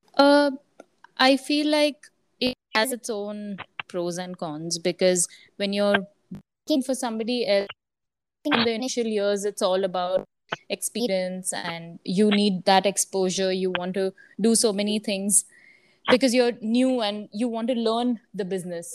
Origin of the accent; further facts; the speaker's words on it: Surat, Gujarat, India; moved away as an adult; also born or lived in Mumbai / Pune; i slowly started setting up my own team in my hometown surat